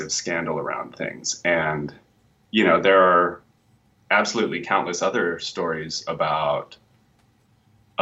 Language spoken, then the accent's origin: English; Nevada, United States; moved away; I'm actually from Nevada